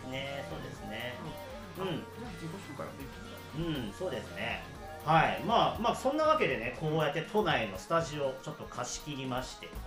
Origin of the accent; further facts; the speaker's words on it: Ebina, Kanagawa, Japan; 私はですねまず、えー、まあ、簡単にまとめますと神奈川県の海老名市出身です